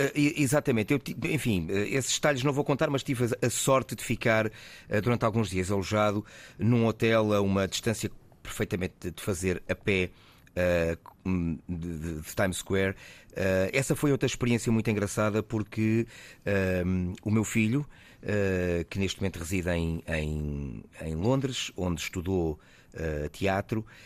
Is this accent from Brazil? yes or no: no; Fundão, Centro, Portugal; also born or lived in Porto / Lisbon; now in Faro, Portugal; embora eu seja beirão. Uhum. Sou do Fundão, enfim, depois por vicissitudes várias, passei pelo Porto, por Lisboa ah, e, e depois aterrei aqui em Faro e, e aqui fiquei.